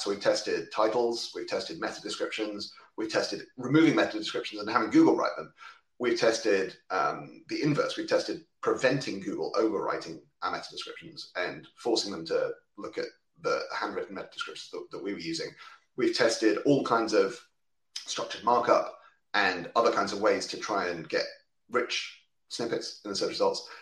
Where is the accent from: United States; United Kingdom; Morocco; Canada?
United Kingdom; I'm a Brit based in uh, just outside London